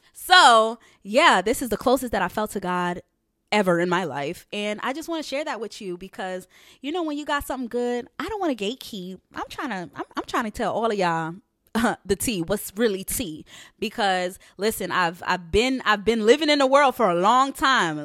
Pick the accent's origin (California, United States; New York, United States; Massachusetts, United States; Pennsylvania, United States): New York, United States; also born or lived in Haiti; I'm originally from New York. So, I was born in Haiti, so I'm Haitian, and I'm from New York. Um, that's all that I've known